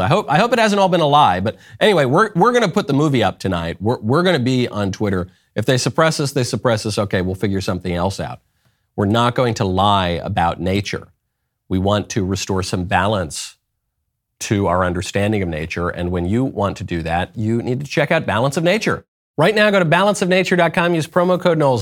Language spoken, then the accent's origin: English; New York, United States; moved away; also born or lived in Los Angeles; I'm from New York. I lived in LA for a long time.